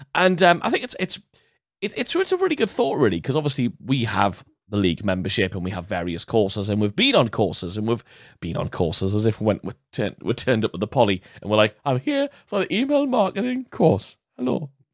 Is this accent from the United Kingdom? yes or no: yes; United Kingdom; us being British